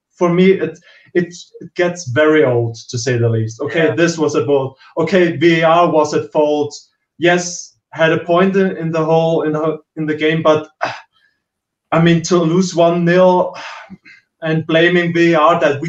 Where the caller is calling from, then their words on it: Austria; From countryside of Austria.